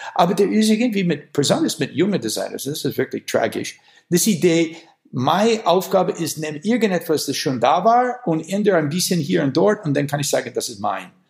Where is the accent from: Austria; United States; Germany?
United States; Wisconsin; German is a second language; moved away; ich komme aus Wisconsin